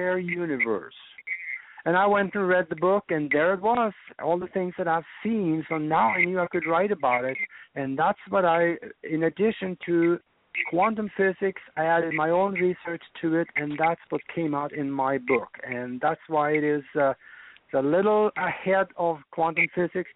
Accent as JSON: {"language": "English", "country": "Norway", "tie": "born or raised there", "moved": "as an adult", "lives_now": "United States", "said": "I was born and raised over in Northern Europe in Norway. And I grew up there on a farm"}